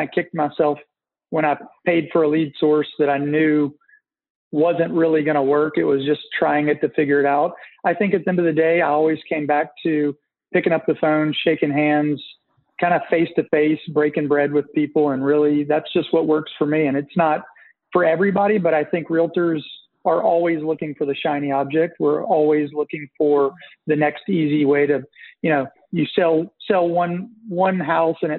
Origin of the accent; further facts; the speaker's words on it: Nashville, Tennessee, United States; I'm originally from Nashville